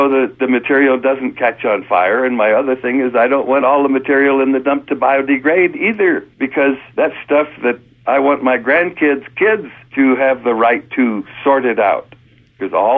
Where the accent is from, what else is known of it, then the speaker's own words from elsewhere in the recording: Santa Barbara, California, United States; also born or lived in Germany; I was born in Santa Barbara about 70 years ago and spent most of my young life in Southern California